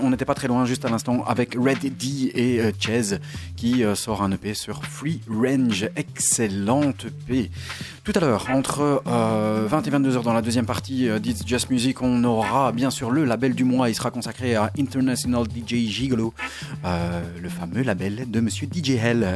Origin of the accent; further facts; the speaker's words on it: Belgium; chez nous en Belgique